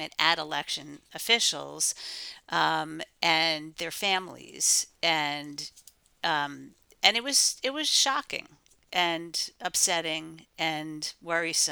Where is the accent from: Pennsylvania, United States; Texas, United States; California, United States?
Pennsylvania, United States; I'm from Pennsylvania